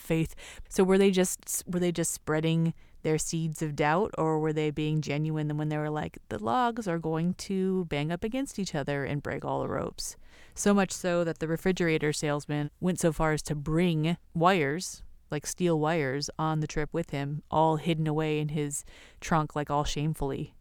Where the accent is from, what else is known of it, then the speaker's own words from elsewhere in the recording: California, United States; California, you know, like Roxy, Quicksilver